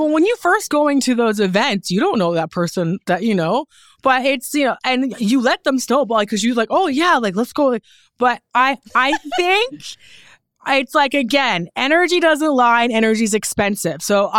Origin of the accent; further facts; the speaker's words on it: Newfoundland and Labrador, Canada; You know, but yeah, I'm proud to be from Newfoundland. I feel like being from Newfoundland is a part of the reason why I'm so successful.